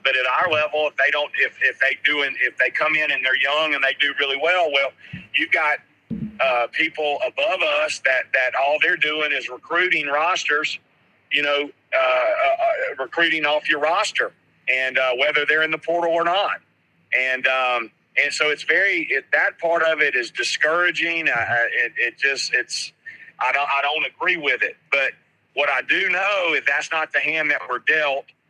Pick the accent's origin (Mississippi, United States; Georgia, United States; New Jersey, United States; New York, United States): Mississippi, United States; Hattiesburg; I grew up in Hattiesburg as well